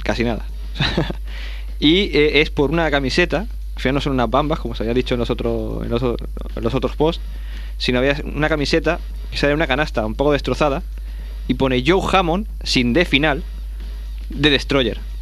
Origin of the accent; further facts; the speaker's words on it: Terrassa, Catalonia, Spain; mi pueblo, de Tarrapsa